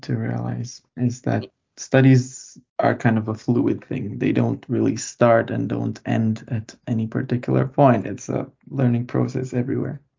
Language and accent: English; Lithuania; moved away as an adult; now in Mikkeli, Finland; I come from Lithuania. I was born there and uh, lived there my whole life before coming here.